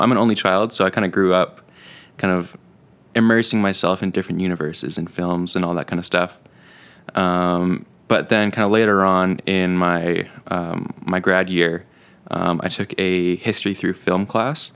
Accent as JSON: {"language": "English", "town": "Penticton", "region": "British Columbia", "country": "Canada", "tie": "born or raised there", "moved": "as an adult", "lives_now": "Kelowna, Canada", "said": "originally I was born in Penticton, born and raised."}